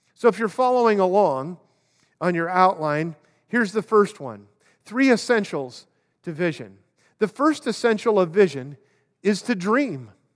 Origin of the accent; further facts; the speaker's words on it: Oakland, California, United States; I grew up in Oakland